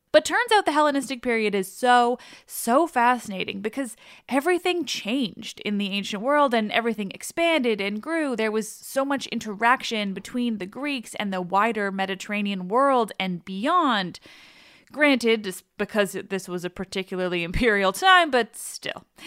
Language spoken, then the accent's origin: English; Quebec, Canada; I grew up in a French family, and I'm from Quebec, but like I barely speak French